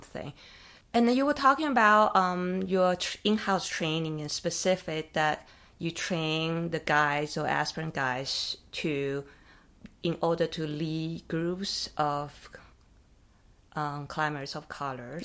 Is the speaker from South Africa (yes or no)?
no; Taiwan; now in United States; I grew up in Taiwan